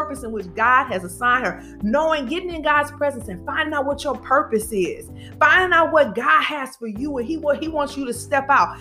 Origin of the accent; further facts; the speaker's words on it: Detroit, Michigan, United States; now in Birmingham, United States; we're originally from Detroit and we reside in Birmingham